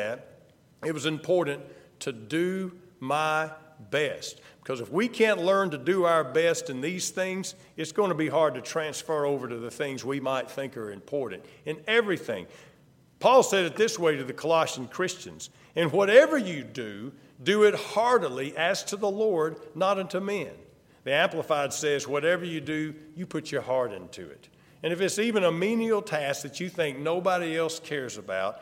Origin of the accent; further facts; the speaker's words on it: the South, United States; I'm from the South. There was no question when I opened my mouth